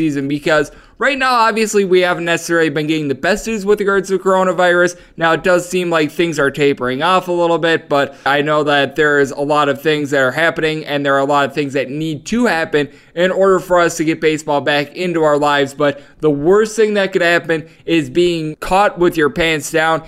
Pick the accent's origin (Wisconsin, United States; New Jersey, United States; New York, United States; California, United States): Wisconsin, United States; now in Las Vegas, United States; my home state of Wisconsin